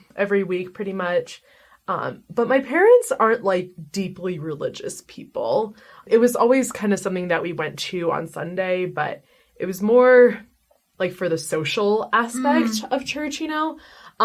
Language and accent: English; Baltimore, Maryland, United States; I'm originally from Baltimore, Maryland. I grew up there my whole life.